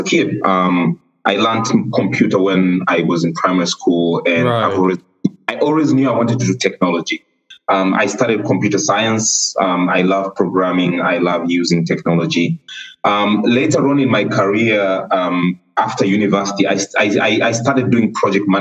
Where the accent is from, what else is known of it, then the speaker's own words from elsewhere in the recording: Tanzania; also born or lived in Kenya / Uganda; I am from Tanzania, Tanzanian by birth